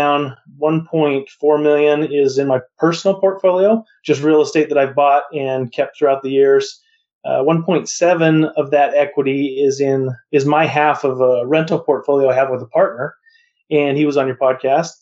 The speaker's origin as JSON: {"language": "English", "region": "Montana", "country": "United States", "tie": "born or raised there", "also_born_or_lived": "Las Vegas / Arizona / Utah", "moved": "yes", "said": "I grew up in Montana, and I moved to Las Vegas to become an appraisal intern"}